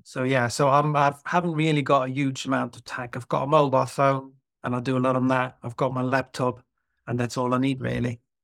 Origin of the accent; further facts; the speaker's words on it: Netherlands; moved away as an adult; also born or lived in London, United Kingdom; now in Cheshire, United Kingdom; I'm originally from Holland, or as it's now called, the Netherlands